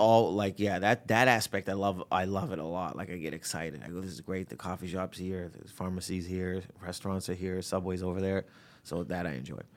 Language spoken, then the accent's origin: English; Windsor, Ontario, Canada; growing up in Windsor